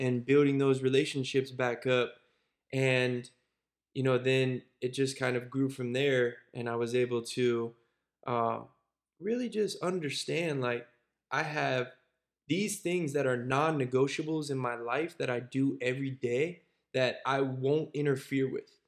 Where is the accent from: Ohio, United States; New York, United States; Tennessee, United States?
Ohio, United States; Cincinnati; also born or lived in Brandon, Florida / Pittsburgh; it then took me to Cincinnati, where I spent years like six, I think, through eighteen